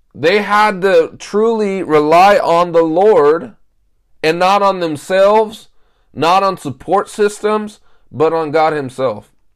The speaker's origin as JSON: {"language": "English", "country": "United States", "said": "I'm an American"}